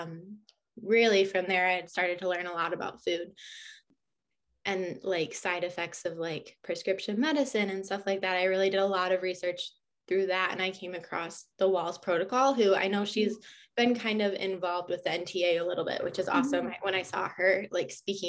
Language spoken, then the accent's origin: English; Michigan, United States; I've grown up in Michigan. I grew up on a farm and I've kind of just been here my whole life